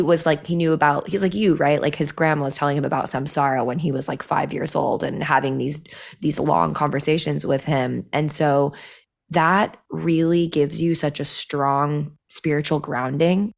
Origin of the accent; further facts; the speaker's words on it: Midwest, United States; I grew up in the Midwest